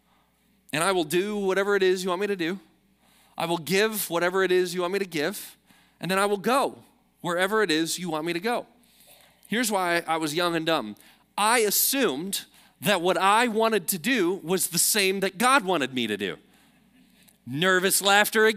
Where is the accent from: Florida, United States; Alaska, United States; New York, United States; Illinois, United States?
Illinois, United States; Chicago; moved away; I'm from Chicago